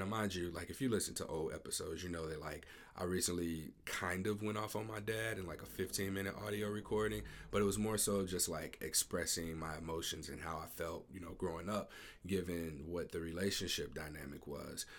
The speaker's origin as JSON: {"language": "English", "town": "Ferguson", "region": "Missouri", "country": "United States", "tie": "born or raised there", "said": "I'm from Ferguson, uh, I grew up in Ferguson, Missouri"}